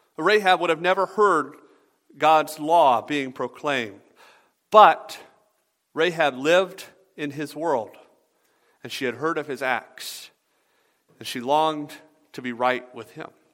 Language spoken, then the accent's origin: English; the South, United States; I'm from the South